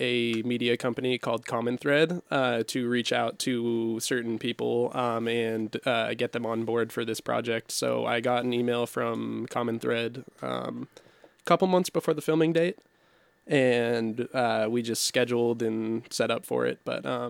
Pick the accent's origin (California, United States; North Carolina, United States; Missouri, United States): California, United States; Petaluma; I was born in Petaluma, California.